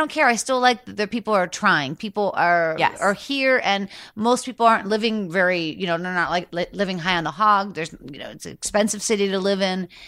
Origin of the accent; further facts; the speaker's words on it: Pittsburgh, Pennsylvania, United States; moved away as an adult; now in Los Angeles, United States; growing up in Pittsburgh, Pennsylvania, where I'm from, until I got to Los Angeles at the age of 31.